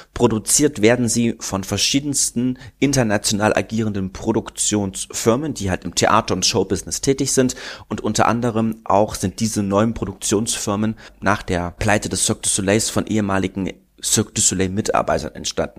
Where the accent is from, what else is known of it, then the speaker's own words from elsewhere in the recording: Berlin, Germany; now in Munich, Germany; Ich komme ja aus Berlin